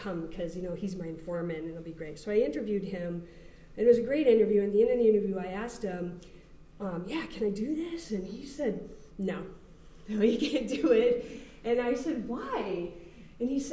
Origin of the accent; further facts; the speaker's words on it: New Hampshire, United States; I grew up in New Hampshire, which is a very non-diverse state